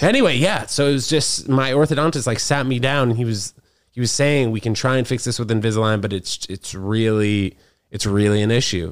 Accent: New York, United States; growing up in New York

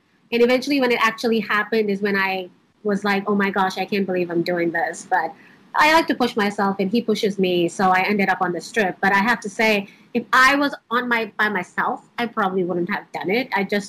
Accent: Dallas, Texas, United States; also born or lived in India; now in Charlotte, United States; I grew up partially in India and I grew up mostly in Dallas, Texas here. So I've been in the U.S. for a long time.

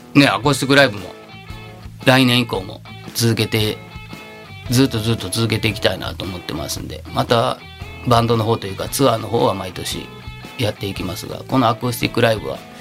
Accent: Takatsuki, Osaka, Japan; 自分が本当住んでた生まれ育った町の地元にもありますから、えー、高槻店とかね

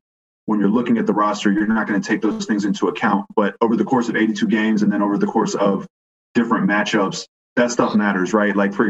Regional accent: Houston, Texas, United States; I'm from Houston.

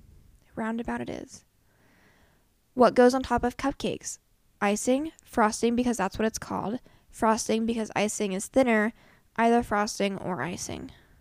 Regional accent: Midwest, United States; Yeah. We are indeed from the Midwest.

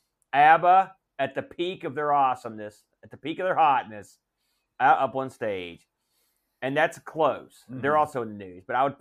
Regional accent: West Virginia, United States; I like to wear shorts and no socks. Because I'm from West Virginia.

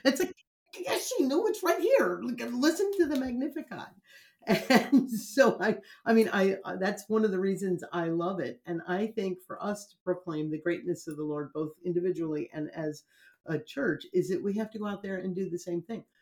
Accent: United States; I'm American

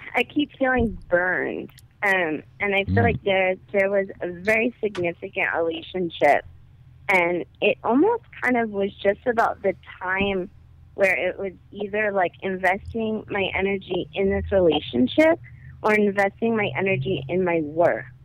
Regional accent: New York City, New York, United States; I'm from Brooklyn

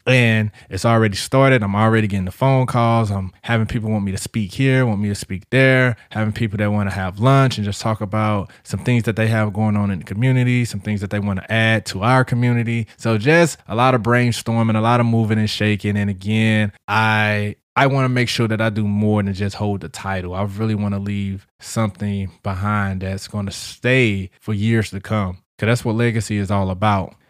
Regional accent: St. Louis, Missouri, United States; now in St. Cloud, United States; I'm from Saint Louis and I'm proud

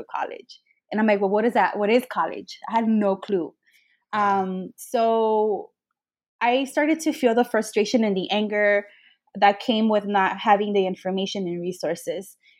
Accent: Los Angeles, California, United States; first language Spanish; English is a second language; I grew up in the Northeast San Fernando Valley in Pacoima

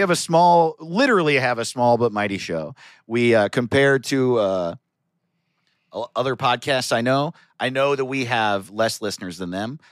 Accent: United States; I grew up in America

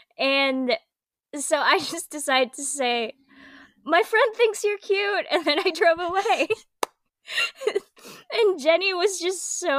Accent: Philippines; moved away; growing up in the Philippines.

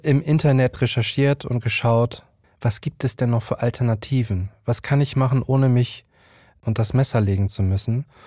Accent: Hamburg, Germany; now in Berlin, Germany; ich bin 35 Jahre alt und gebürtiger Hamburger und lebe mittlerweile in Berlin

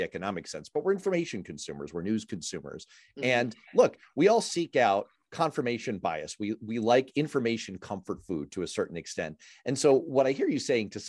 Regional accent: New York City, New York, United States; I used to get the New York Times, my hometown newspaper, every single day.

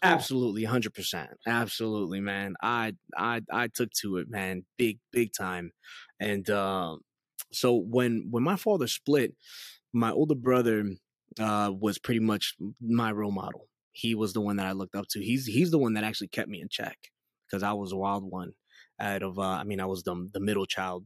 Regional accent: New York City, New York, United States; moved away; I was born and raised in Queens, New York

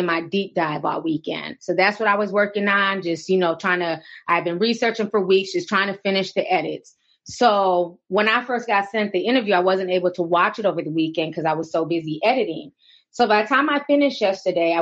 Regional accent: Minneapolis, Minnesota, United States; also born or lived in St. Paul; coming from the Twin Cities, growing up in Minneapolis and St. Paul

